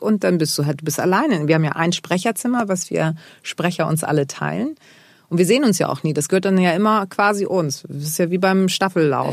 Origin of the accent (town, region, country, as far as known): Germany; born or raised there